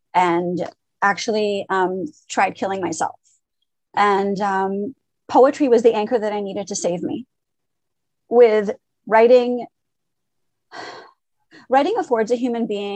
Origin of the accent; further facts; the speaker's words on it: Montreal, Quebec, Canada; first language French; English is a second language; also born or lived in Lebanon / Syria / Paris; I was born in Lebanon, and my parents immigrated to Canada when I was 2.5. Basically what happened is we went from Lebanon to Syria to Paris. We were in Paris for 6 months and then moved to Montreal